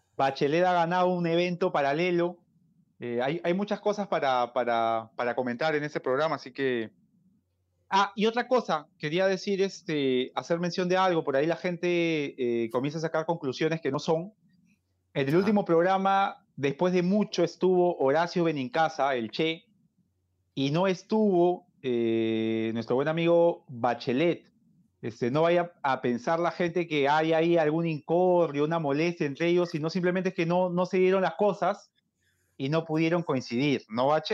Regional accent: Peru; como peruano y aliancista

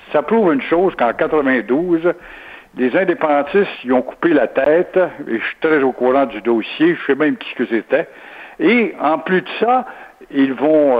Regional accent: Quebec, Canada; quand on est québécois

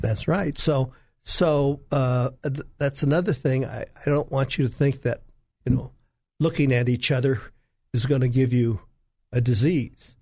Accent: Los Angeles, California, United States; moved away as an adult; now in Arkansas, United States; I'm from Hollywood, California, where I trained

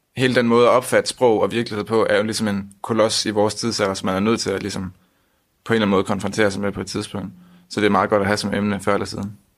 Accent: Aarhus, Central Denmark Region, Denmark; jeg er 20 år, og jeg kommer fra Aarhus

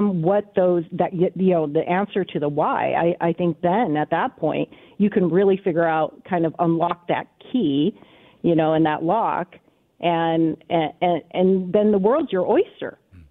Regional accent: United States; I was born in the States

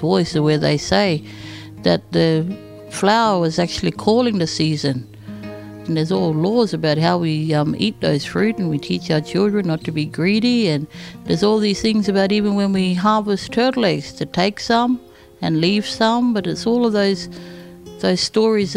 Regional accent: Darwin, Northern Territory, Australia; I'm a Larrakia woman of Darwin

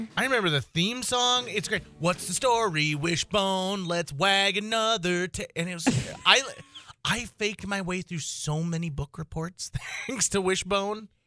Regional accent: Fargo, North Dakota, United States; I'm from Fargo, North Dako-, uh, North Dakota

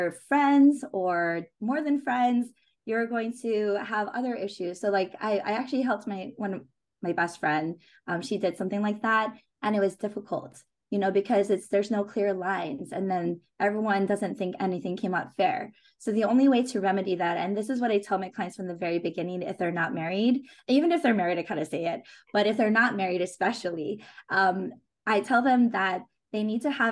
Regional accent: Hawaii, United States; I grew up in Hawaii

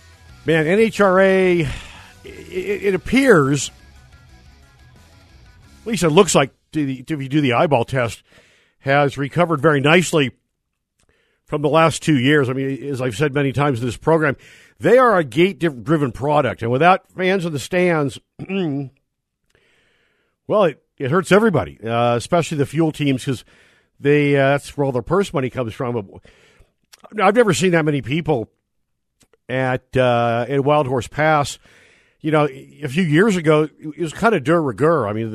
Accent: Northern California, United States; moved away; I grew up in Northern California at Fremont Drag Strip

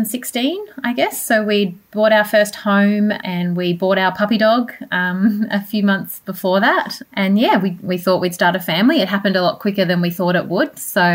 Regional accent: Canberra, Australian Capital Territory, Australia; moved away as an adult; also born or lived in Wollongong / Sydney / Cairns; now in Brisbane, Australia; I was born in Wollongong, but spent most of my childhood in Canberra, and left after I finished my university degree.

